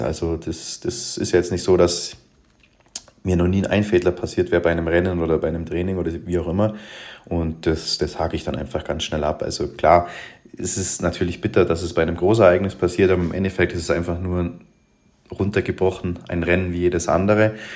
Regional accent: Allgäu, Germany; bei uns im Allgäu in Balderschwang

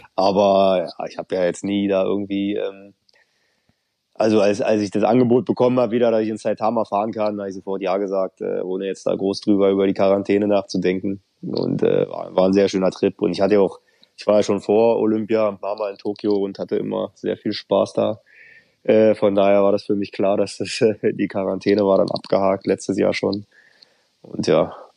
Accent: Wandlitz, Brandenburg, Germany; also born or lived in East Berlin; Also ich bin in Brandenburg aufgewachsen, zwar in Berlin geboren, aber mhm. außerhalb ein bisschen aufgewachsen

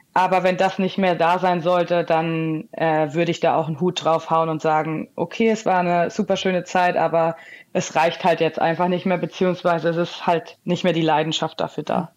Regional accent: Hesse, Germany; moved away; ich komme ja eigentlich gebürtig aus Hessen

